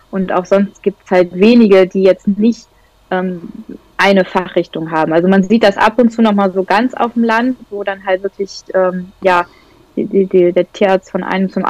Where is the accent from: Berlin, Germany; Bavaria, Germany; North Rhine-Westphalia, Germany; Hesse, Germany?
North Rhine-Westphalia, Germany; now in Lower Saxony, Germany; ich komme aus Niedersachsen jetzt hier oder wohne in Niedersachsen, eigentlich komme ich aus Westfalen